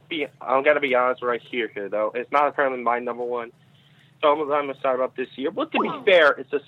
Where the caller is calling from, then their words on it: Virginia, United States; I'm calling from Virginia.